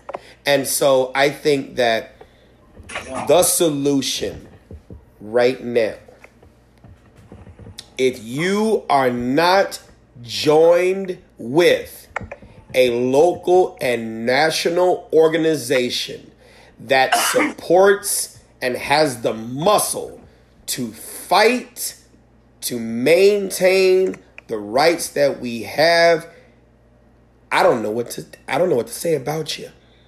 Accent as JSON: {"language": "English", "region": "Michigan", "country": "United States", "said": "Yeah, no, we're from"}